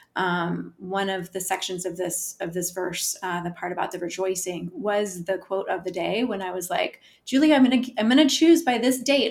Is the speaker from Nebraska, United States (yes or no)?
yes; Omaha, Nebraska, United States; now in Arlington, United States; I live in Arlington, Virginia, originally from Omaha, Nebraska.